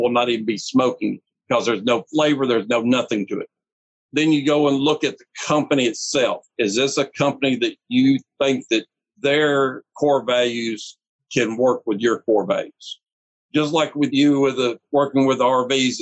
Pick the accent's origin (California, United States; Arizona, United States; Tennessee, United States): Tennessee, United States; Nashville; I was born in Nashville